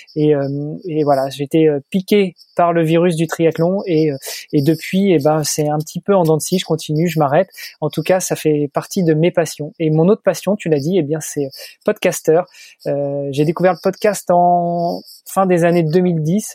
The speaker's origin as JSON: {"language": "French", "town": "Rouen", "region": "Normandy", "country": "France", "tie": "born or raised there", "also_born_or_lived": "Paris, France / Milan, Italy", "moved": "as an adult", "lives_now": "Luxembourg", "said": "Je suis né et, j'ai grandi en Normandie, et puis donc à Rouen"}